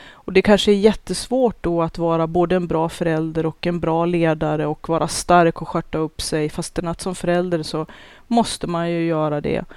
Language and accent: Swedish; Norrland, Sweden; min norrländska kärvhet